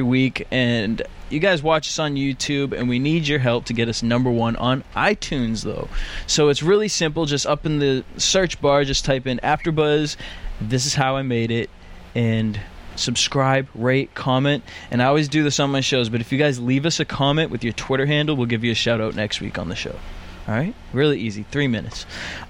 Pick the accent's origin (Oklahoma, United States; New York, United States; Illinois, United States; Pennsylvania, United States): New York, United States; I'm from the East Coast. I'm from New York